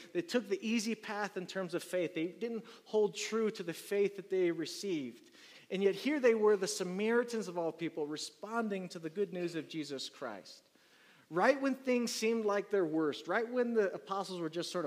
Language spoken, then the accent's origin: English; Maryland, United States; moved away; I'm from Maryland, so there's a lot of water over there